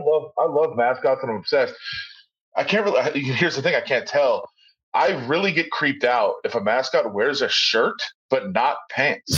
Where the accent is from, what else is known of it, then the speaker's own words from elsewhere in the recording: Ann Arbor, Michigan, United States; now in Las Vegas, United States; I'm from Ann Arbor